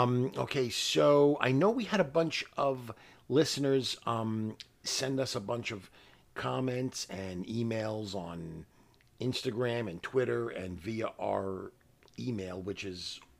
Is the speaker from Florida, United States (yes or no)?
no; New York City, New York, United States; we're from New York City